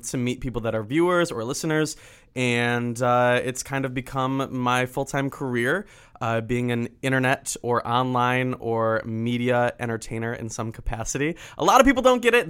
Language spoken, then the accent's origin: English; Michigan, United States; I'm from Michigan